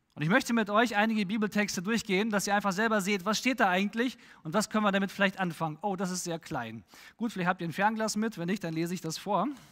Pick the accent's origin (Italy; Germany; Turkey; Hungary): Germany; als Deutscher